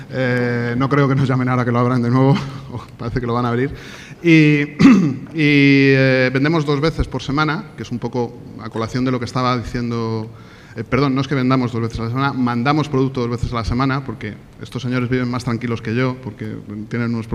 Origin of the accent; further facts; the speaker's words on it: Almería, Andalusia, Spain; vengo de Almería, aunque no lo parece por mi acento, pero yo allí viviendo 13, 13 años.